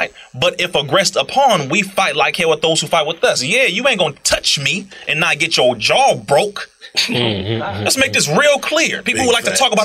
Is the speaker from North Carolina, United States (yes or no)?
no; Compton, California, United States; I'm a black man from Compton